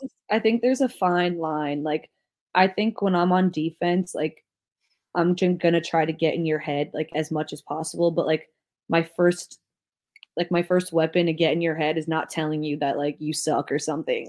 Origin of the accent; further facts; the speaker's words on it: New Jersey, United States; I'm from New Jersey